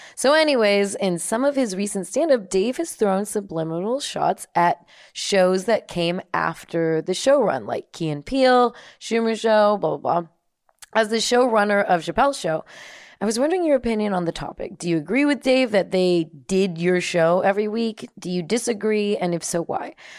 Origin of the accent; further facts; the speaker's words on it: United States; also born or lived in Germany; just an American, with an American passport